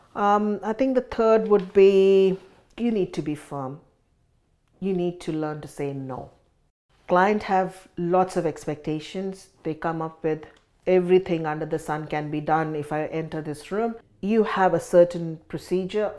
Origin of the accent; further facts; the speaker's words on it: India; moved away as an adult; now in Sydney, Australia; I grew up in India, and migrated to Australia in two thousand and six